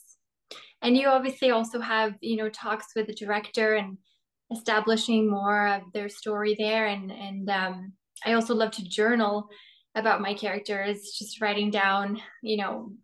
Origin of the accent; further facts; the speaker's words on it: Norway; moved away as an adult; now in Toronto, Canada; I'm originally from Norway. I was born and raised there, but I moved to Toronto about 4 years ago